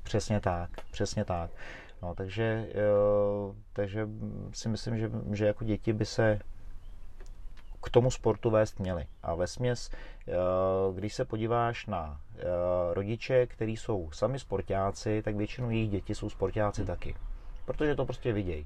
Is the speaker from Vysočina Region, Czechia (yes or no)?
no; Roztoky, Central Bohemian Region, Czechia; moved away; also born or lived in Smíchov, Prague; já jsem vlastně pocházím z Rostok